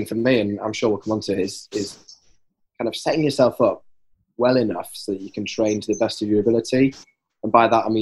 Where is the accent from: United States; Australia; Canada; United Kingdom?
United Kingdom; Yorkshire and the Humber; I'm from Yorkshire